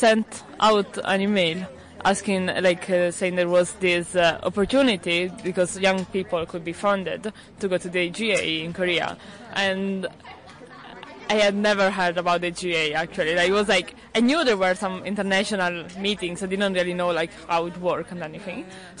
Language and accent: English; Italy; I'm 18 years old, I'm from Italy.